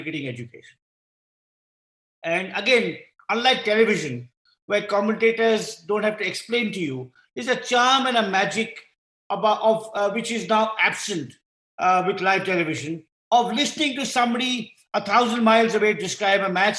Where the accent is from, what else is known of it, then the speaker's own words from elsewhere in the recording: India; as an Indian